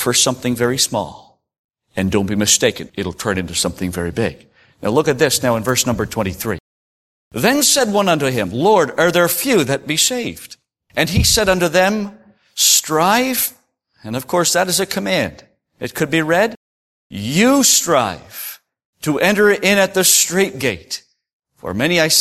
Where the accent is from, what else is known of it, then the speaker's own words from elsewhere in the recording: Prince Edward Island, Canada; I come from Prince Edward Island, and, you know, we're a bit laid back, we're old-fashioned